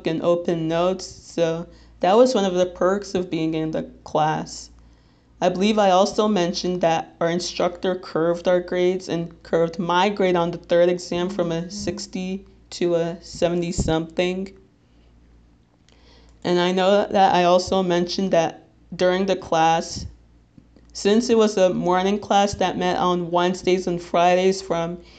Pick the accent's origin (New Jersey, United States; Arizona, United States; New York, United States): New Jersey, United States; Little Ferry; I'm 22 years old, and I'm from Little Ferry, New Jersey, which, if you're not familiar with, it's in Bergen County